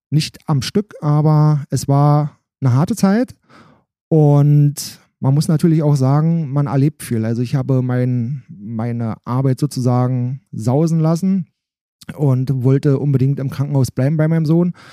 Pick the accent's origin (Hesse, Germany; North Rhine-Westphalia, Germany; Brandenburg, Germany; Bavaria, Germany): Brandenburg, Germany; Alt-Ranft; ich komme aus Alt-Ramft, das ist ein Teil, Ortsteil von Bad Freienwalde